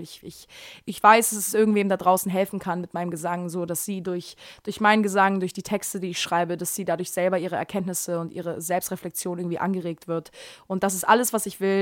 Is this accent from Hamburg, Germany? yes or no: yes; Hamburg, Germany; ich komme hier aus Hamburg, ich bin aber, eigentlich bin ich in Bergedorf geboren, ähm, aber jetzt wohne ich in Eppendorf